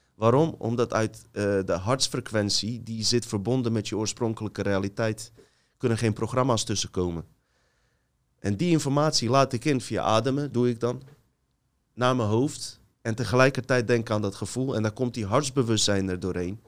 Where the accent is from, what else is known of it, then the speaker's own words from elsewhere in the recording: Bosnia & Herzegovina; now in Netherlands; Ik ga naar Bosnië, mijn geboorteland